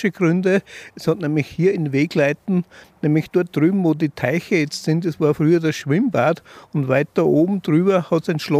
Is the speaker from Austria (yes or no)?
yes; Upper Austria, Austria; Naja, ich bin natürlich ein gebürtiger Innviertler, ich kenne die Mentalität von den Leuten, logisch.